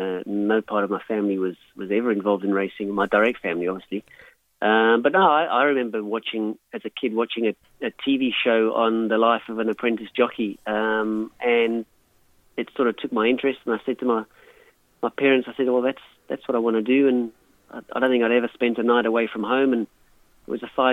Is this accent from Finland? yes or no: no; South Africa; moved away as an adult; now in Australia; growing up in South Africa as a young kid